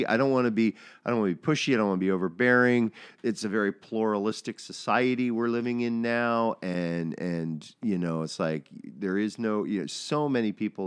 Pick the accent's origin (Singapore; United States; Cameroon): United States; I'm an American